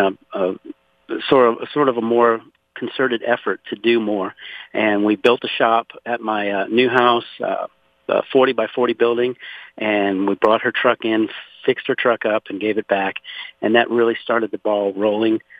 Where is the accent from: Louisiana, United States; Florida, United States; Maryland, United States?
Louisiana, United States; now in Conroe, Texas, United States; I was born and raised in Louisiana, actually 60 miles south of New Orleans, in a place called Point Hash